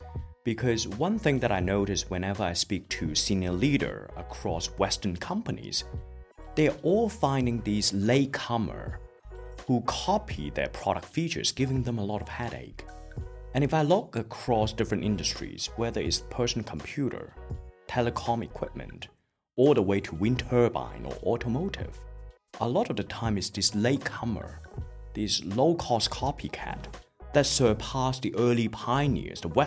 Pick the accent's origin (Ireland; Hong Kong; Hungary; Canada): Hong Kong; moved away; I was born and raised in Hong Kong